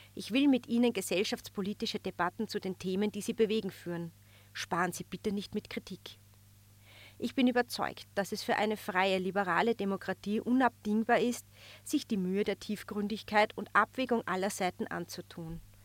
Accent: Upper Austria, Austria; Ich bin in Oberösterreich geboren.

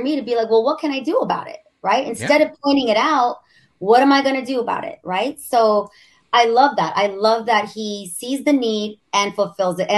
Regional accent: Pico Rivera, California, United States; I'm from Pico Rivera, East LA.

